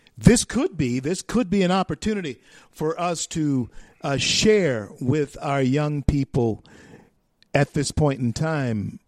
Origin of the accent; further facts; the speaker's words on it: Louisiana, United States; now in Colorado, United States; my home state of Louisiana, even though I'm here in Colorado now